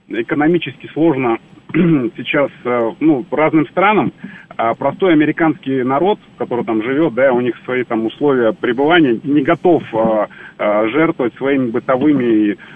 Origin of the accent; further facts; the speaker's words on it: Russia; я из России, ну, из России или русский.